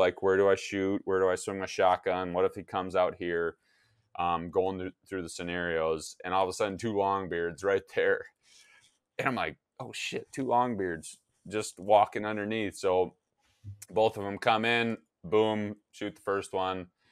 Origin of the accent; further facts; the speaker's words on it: Wisconsin, United States; now in Minnesota, United States; my home state of Wisconsin